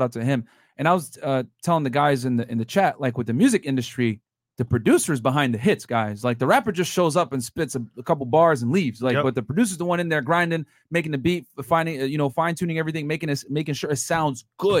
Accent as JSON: {"language": "English", "region": "Connecticut", "country": "United States", "also_born_or_lived": "Philadelphia", "moved": "yes", "lives_now": "Miami, United States", "said": "I'm from Connecticut"}